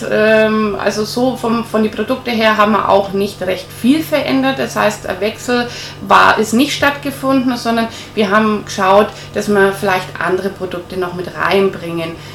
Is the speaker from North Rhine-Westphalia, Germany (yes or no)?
no; Nuremberg, Bavaria, Germany; born there; ich bin äh, gebürtige